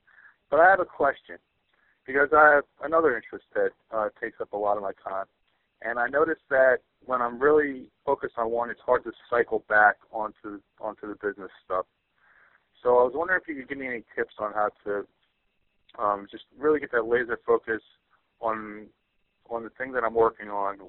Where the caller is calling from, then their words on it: New Jersey, United States; I'm calling in from New Jersey.